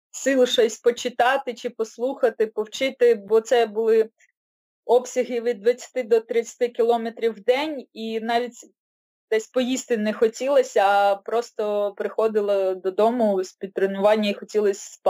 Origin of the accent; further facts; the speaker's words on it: Odesa, Odesa Oblast, Ukraine; moved away as an adult; now in Kyiv, Ukraine; з вами з України, Київ, але родом я з Одеси. 28 років жила в Одесі і вже другий рік от в Києві мешкаю